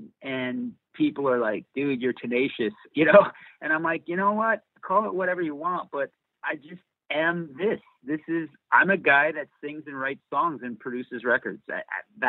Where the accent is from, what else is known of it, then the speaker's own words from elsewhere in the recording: Dickinson, North Dakota, United States; moved away; I'm from Dickinson, North Dakota